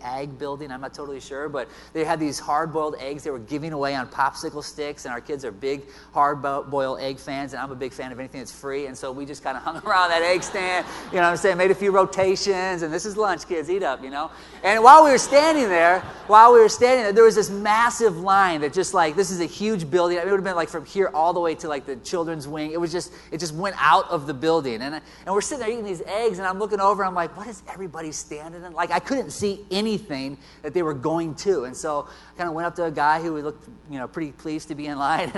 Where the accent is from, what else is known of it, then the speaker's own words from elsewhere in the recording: Iowa, United States; I'm from Iowa. I've lived here my entire life